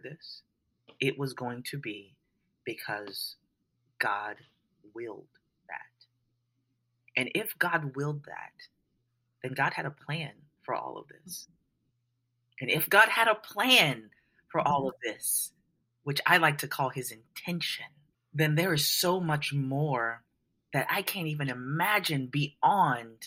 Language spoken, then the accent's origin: English; New Orleans, Louisiana, United States; I was raised in New Orleans, Louisiana